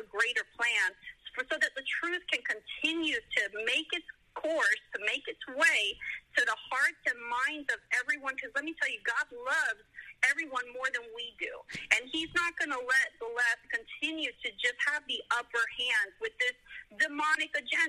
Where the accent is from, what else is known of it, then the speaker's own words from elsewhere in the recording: South Florida, United States; now in Tennessee, United States; I'm a pastor's kid. I grew up in a Hispanic ministry that flourished in South Florida.